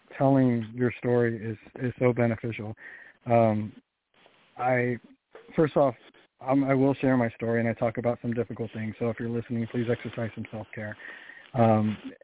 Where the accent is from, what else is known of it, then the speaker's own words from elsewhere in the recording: Sacramento, California, United States; now in Missouri, United States; I grew up in Sacramento, California.